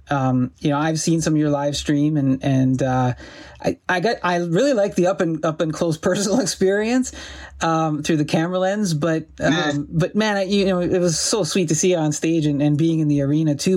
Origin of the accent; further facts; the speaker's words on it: Sault Ste. Marie, Ontario, Canada; growing up in Sault Ste. Marie, and and it's a steel town